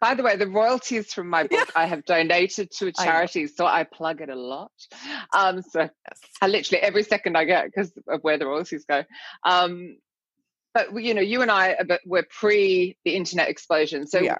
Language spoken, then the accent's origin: English; Australia; moved away as an adult; now in London, United Kingdom; So I moved from Australia to London and I saw this tiny little advertisement in a newspaper